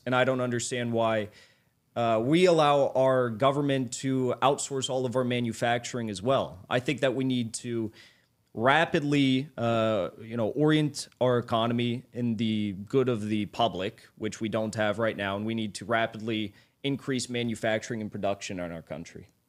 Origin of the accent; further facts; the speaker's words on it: United States; I'm an American patriot. I'm about as red-blooded American as you can get.